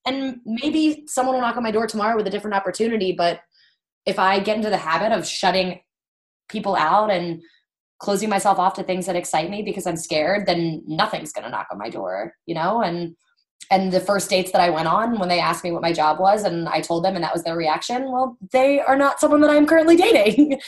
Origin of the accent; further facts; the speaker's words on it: Baltimore, Maryland, United States; I'm from the Baltimore area and kind of stayed local through school